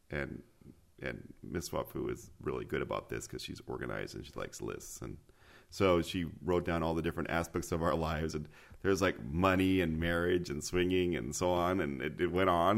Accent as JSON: {"language": "English", "region": "Mexico City", "country": "Mexico", "tie": "born or raised there", "moved": "yes", "said": "Mexico City is my hometown."}